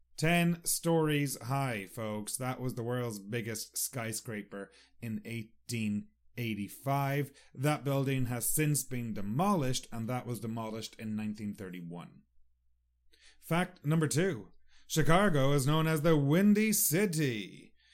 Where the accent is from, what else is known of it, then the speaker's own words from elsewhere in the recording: Sligo, Connacht, Ireland; moved away; Sligo, my hometown